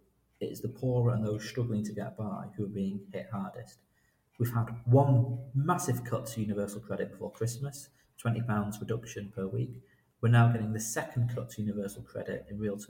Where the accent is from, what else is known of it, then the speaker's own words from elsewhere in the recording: Salford, North West England, United Kingdom; moved away as an adult; also born or lived in Leicester; I grew up in Manchester, in Salford.